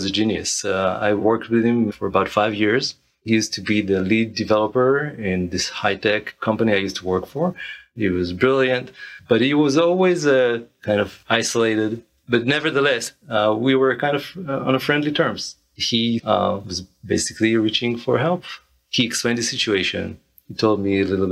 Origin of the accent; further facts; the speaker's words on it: Israel; moved away as an adult; now in United States; I'm originally from Israel. I arrived to the United States in 2005, initially for my wife's studies, and kind of stuck here ever since